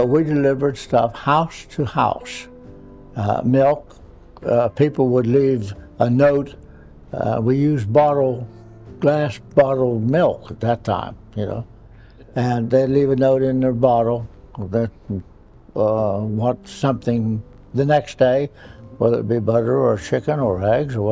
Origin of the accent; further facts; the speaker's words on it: Quiet Dell, West Virginia, United States; I grew up in a little farm community, farm and coal mine community, of a quiet dell, West Virginia. It's up in the northern part of the state near Fairmont, West Virginia.